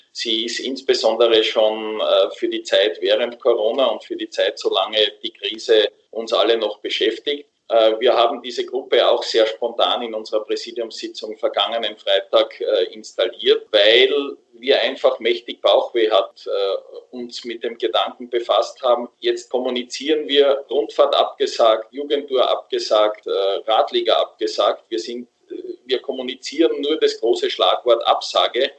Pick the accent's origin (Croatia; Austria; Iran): Austria; bei uns in Österreich